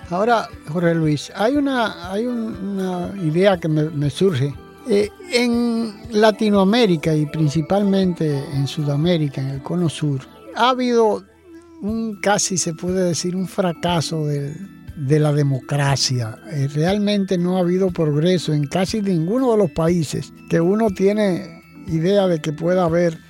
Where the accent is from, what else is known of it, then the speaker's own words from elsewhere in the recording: Dominican Republic; aquí en nuestro país